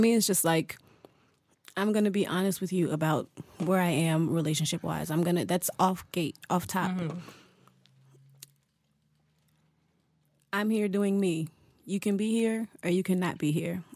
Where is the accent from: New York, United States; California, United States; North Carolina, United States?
North Carolina, United States; Winston-Salem; I grew up down the street from the factory where they made all the dough